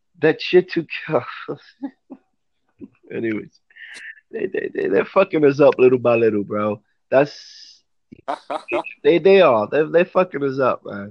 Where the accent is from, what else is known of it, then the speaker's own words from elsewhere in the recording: New York, United States; I don't live near a farm. I'm from New York